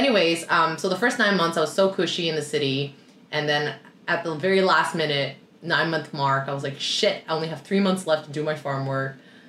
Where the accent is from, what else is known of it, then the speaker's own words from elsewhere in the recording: Toronto, Ontario, Canada; moved away as an adult; also born or lived in Sydney, Australia; now in Vancouver, Canada; So obviously I'm from Toronto, I moved to Sydney, so it's a city girl